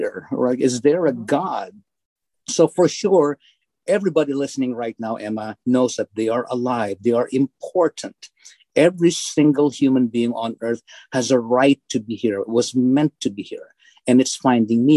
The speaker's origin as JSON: {"language": "English", "country": "Philippines", "tie": "born or raised there", "moved": "as an adult", "lives_now": "Bourbonnais, United States", "said": "as I was growing up in the Philippines"}